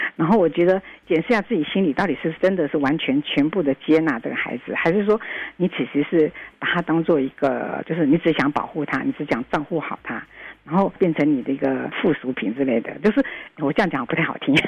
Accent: Taiwan; 我们台湾人民都应该珍惜我们的台湾

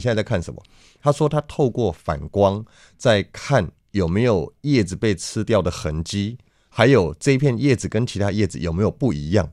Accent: Taipei, Taiwan; 小时候我就住在台北市松江路南京东路口，我在那边出生长大

